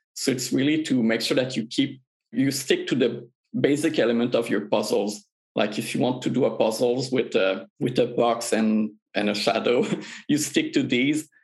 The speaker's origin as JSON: {"language": "English", "region": "Quebec", "country": "Canada", "said": "we're all from Quebec in Canada"}